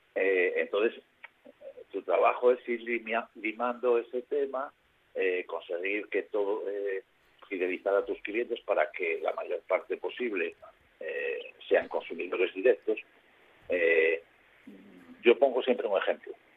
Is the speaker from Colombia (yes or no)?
no; Asturias, Spain; siendo asturianos